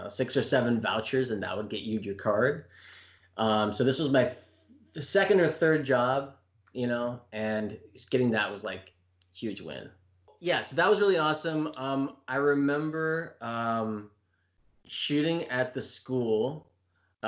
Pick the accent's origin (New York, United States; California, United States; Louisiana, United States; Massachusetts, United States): California, United States; Palm Springs; I grew up in Palm Springs